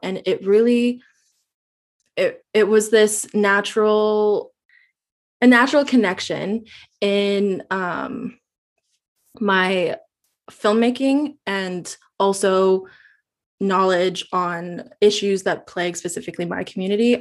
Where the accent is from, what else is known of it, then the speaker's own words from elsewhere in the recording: Yellowknife, Northwest Territories, Canada; now in Vancouver, Canada; I currently live in Vancouver, B C, but I grew up in Yellowknife, in the Northwest Territories of Canada.